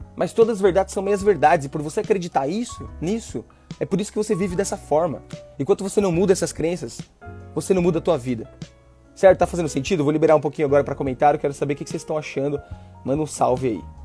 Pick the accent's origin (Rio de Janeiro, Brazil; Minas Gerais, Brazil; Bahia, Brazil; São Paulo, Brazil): São Paulo, Brazil; moved away as an adult; also born or lived in Northeast Brazil / Australia; na quebrada lá, Itaim tá Paulista, onde eu cresci